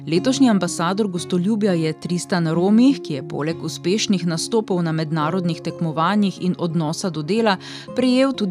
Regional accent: Slovenia; kako gostoljubni pa smo Slovenci v turističnem smislu

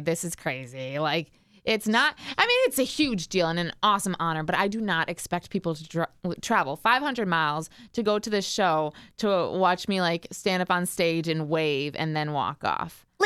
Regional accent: Richfield, United States; I grew up in Richfield, about 45 minutes outside of like where the station is located

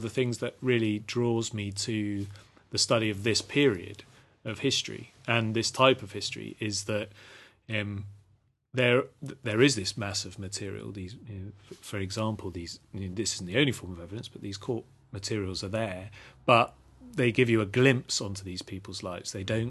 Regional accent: Portishead, South West England, United Kingdom; now in Devon, United Kingdom; But I've lived in the West Country for most of my life, growing up in Portishead, and now living in having lived in Devon for the last 10 years.

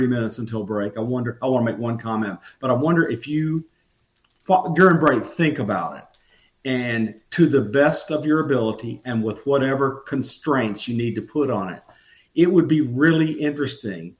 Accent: Grove Hill, Alabama, United States; moved away as an adult; also born or lived in Lebanon, Tennessee; I grew up in Southwest Alabama, and it was near the Creek Indian Nation.

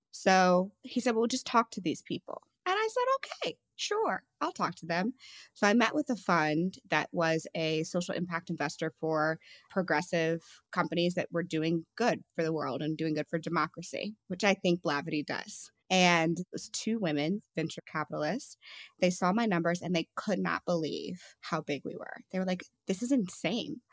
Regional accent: St. Louis, Missouri, United States; I'm from Saint Louis

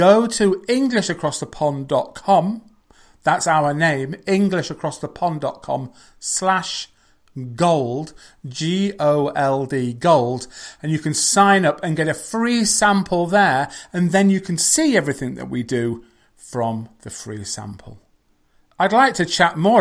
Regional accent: England, United Kingdom; I'm from England.

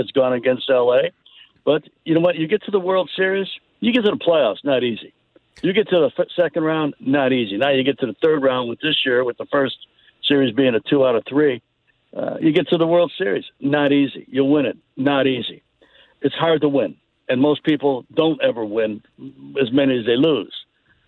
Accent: Chicago, Illinois, United States; moved away; I grew up in Chicago

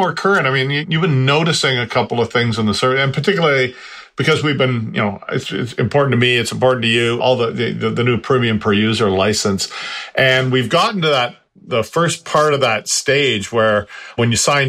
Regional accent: Canada; And I'm Canadian.

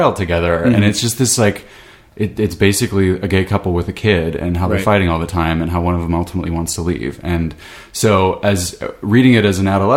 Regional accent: southern Idaho, United States; I was growing up in Idaho, southern Idaho.

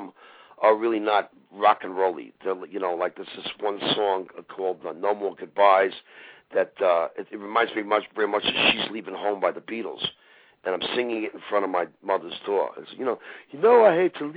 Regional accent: Levittown, New York, United States; growing up on Long Island with my sisters and my friends

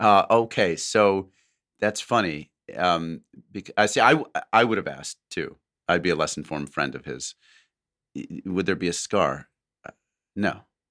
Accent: New Zealand; now in Sydney, Australia; At present, I am in week 4 of an 8-week COVID lockdown in Western Sydney, Australia, but I'm originally from New Zealand.

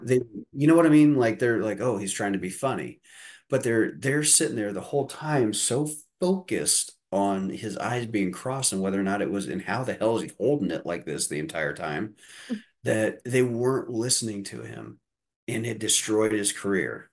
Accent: Deer Creek, Indiana, United States; I grew up in Deer Creek, Indiana, in the midst of four cornfields

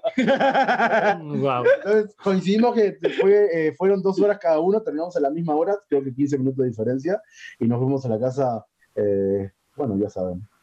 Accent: Uruguay; moved away as an adult; now in Mexico; soy uruguayo.

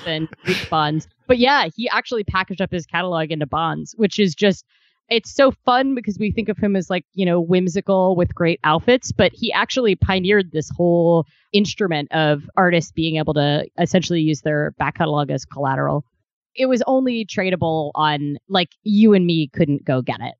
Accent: Ohio, United States; moved away; also born or lived in Kentucky; I'm from Ohio originally

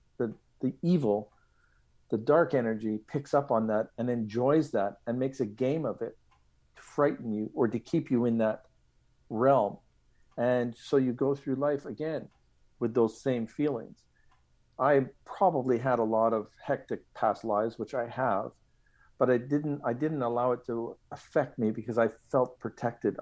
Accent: Montreal, Quebec, Canada; I grew up in Lachine, Quebec

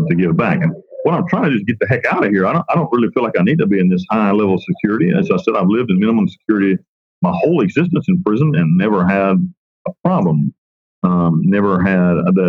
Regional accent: Western North Carolina, United States; I'm from Western North Carolina

